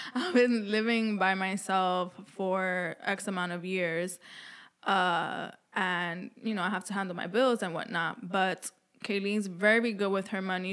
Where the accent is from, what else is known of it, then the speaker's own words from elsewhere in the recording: New York City, New York, United States; I was b-, born and raised in New York City, and I moved around the boroughs a lot